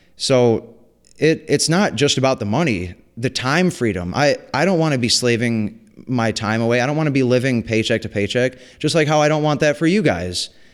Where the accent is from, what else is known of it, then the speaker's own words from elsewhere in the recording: White Lake, Michigan, United States; I grew up in White Lake, Michigan